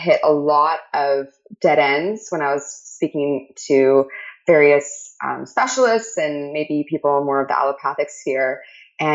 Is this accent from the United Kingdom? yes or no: no; Canada; I'm Canadian